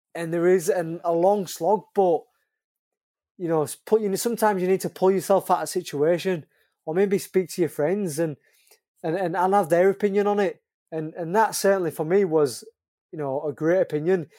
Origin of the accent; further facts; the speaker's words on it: Leeds, Yorkshire and the Humber, United Kingdom; I'm from Leeds, I'm trying to put Leeds on the map